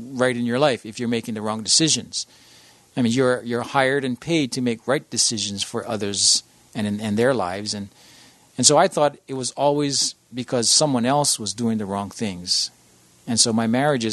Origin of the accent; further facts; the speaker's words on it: Honolulu, Hawaii, United States; also born or lived in Iowa; I was born and raised in Honolulu